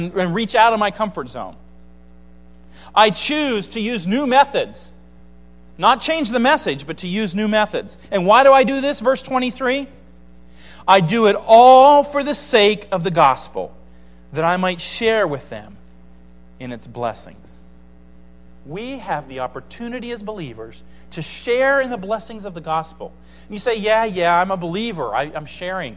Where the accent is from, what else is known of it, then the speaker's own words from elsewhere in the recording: United States; as an American